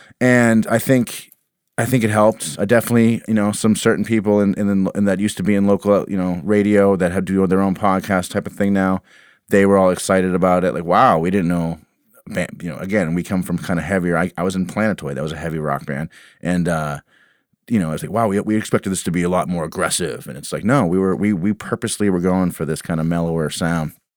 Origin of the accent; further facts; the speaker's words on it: Walpole, Massachusetts, United States; also born or lived in Dennis, Massachusetts; I grew up in Walpole, Massachusetts